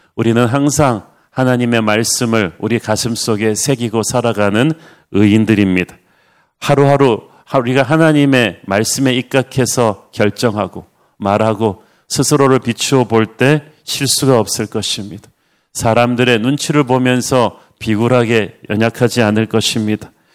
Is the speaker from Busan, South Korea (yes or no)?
yes; Busan, South Korea; moved away; 둘 다 부산 출신에다가 둘 다 굉장히 가난하게 자라면서